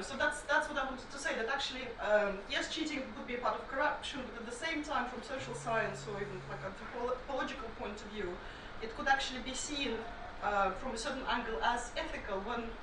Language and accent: English; Saint Petersburg, Russia; I'm from St. Petersburg um, in Russia